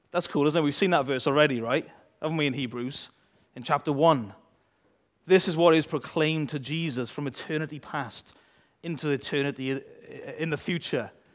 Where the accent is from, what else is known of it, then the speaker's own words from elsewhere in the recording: United Kingdom; we're British